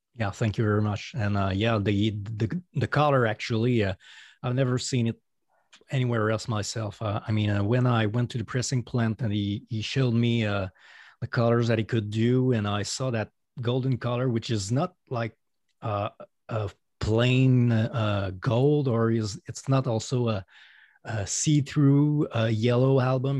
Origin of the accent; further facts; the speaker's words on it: Quebec City, Quebec, Canada; accent: French Canadian; first language French; English is a second language; I'm a solo artist from Canada. Um, I, my first language is French, so that's why you're hearing an accent right now.